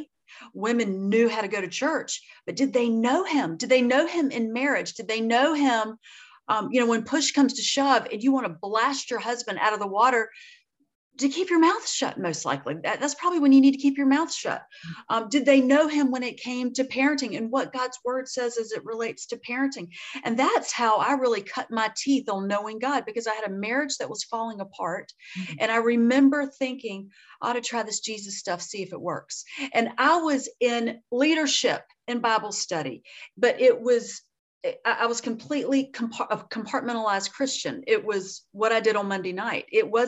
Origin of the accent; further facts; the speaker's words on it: Deep South, United States; I'm from the South and really from the deep South. I grew up eating a lot of fried food